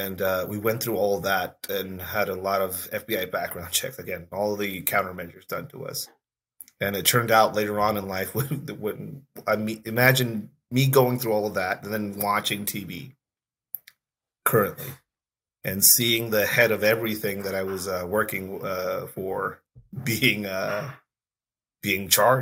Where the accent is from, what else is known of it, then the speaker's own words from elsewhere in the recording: Tijuana, Baja California, Mexico; moved away as an adult; now in United States; I'm a cop from Mexico.